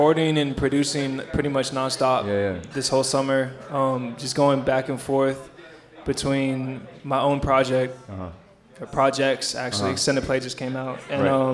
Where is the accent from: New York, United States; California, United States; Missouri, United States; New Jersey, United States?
California, United States; San Francisco; now in Brooklyn, United States; I'm born and raised in San Francisco